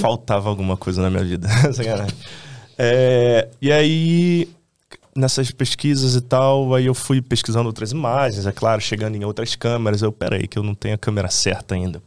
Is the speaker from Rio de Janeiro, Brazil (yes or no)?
yes; Rio de Janeiro, Brazil; eu sou um cara de, do subúrbio do Rio. Eu nasci em Bangu e cresci em Realengo Bangu